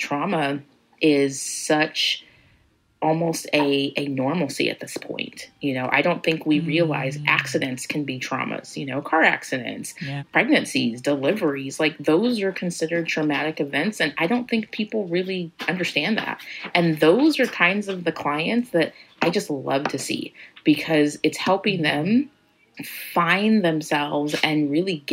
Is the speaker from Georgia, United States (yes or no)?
no; Kansas, United States; moved away as an adult; now in Missouri, United States; I'm from Kansas.